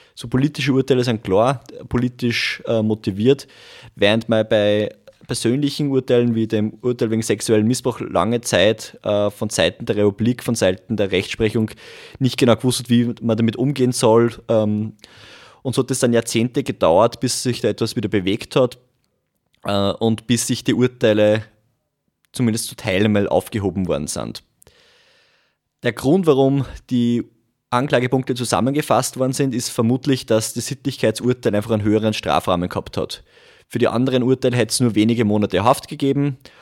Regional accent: Langenstein, Upper Austria, Austria; now in Linz, Austria; bin ursprünglich aus Gusen-Langenstein, wohne mittlerweile in Linz

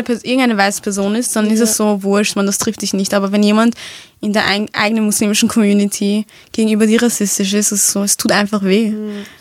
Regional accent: Vienna, Austria; ich bin ja hier aufgewachsen, das ist ja meine Heimat

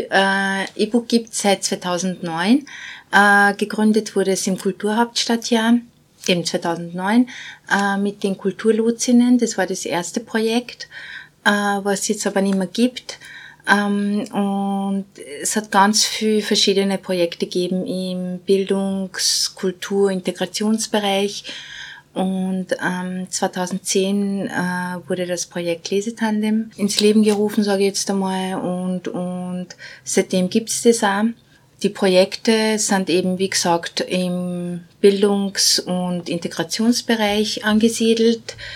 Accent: Bosnia & Herzegovina; now in Austria; ich komme ursprünglich aus Bosnien, bin seit 92 in Österreich.

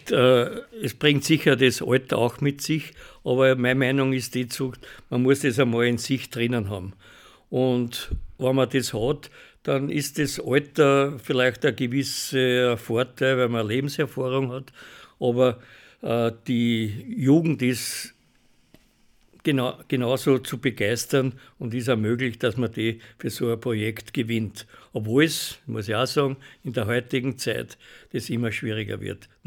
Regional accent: Hollabrunn, Lower Austria, Austria; ich bin ein Urhollerbrunner, wenn du so nimmst, jetzt nicht mehr in Hollerbrunn wohnhaft, aber ich bin in Hollerbrunn aufgewachsen

